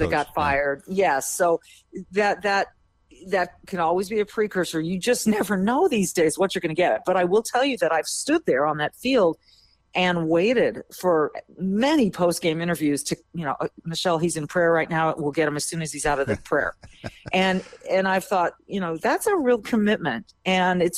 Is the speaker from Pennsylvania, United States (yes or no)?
no; Minnesota, United States; as a Minnesotan